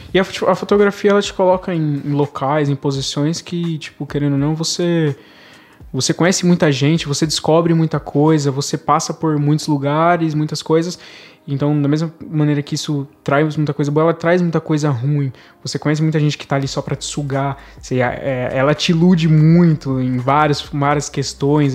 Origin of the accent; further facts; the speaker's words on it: Brazil; a gente é brasileiro, a gente vive no, basicamente no país do futebol